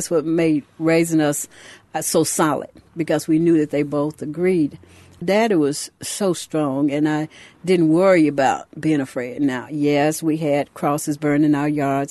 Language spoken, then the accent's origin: English; Louisville, Mississippi, United States; I grew up in Louisville, Mississippi